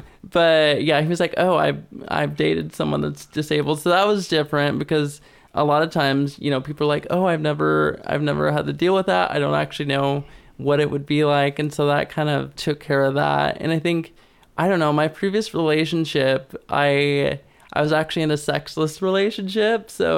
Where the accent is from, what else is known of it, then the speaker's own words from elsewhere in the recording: Kalispell, Montana, United States; moved away; I mean, I came from Montana, which was super, super conservative.